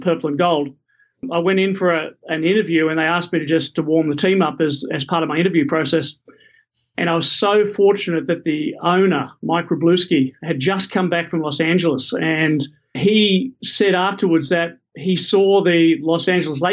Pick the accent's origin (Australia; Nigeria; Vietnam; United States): Australia; also born or lived in New Zealand; Australian by birth